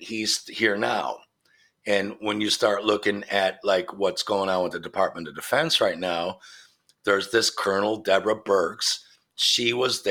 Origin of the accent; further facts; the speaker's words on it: Midwest, United States; I grew up in the Midwest